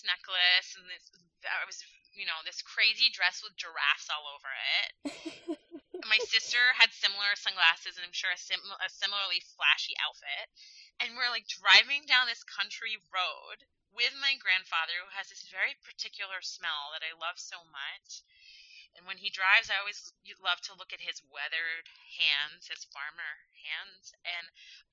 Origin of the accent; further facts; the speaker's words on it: New York City, New York, United States; also born or lived in Israel; I grew up in the Bronx